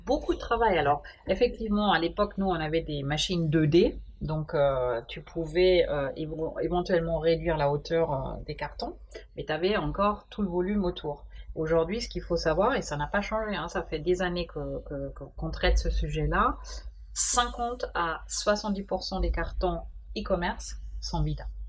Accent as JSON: {"language": "French", "country": "Germany", "also_born_or_lived": "Dijon, France", "second_language": "French", "moved": "as an adult", "lives_now": "France", "said": "je suis d'origine allemande"}